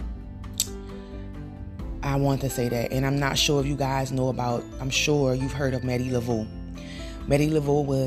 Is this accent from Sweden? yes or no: no; Louisiana, United States; I'm from Louisiana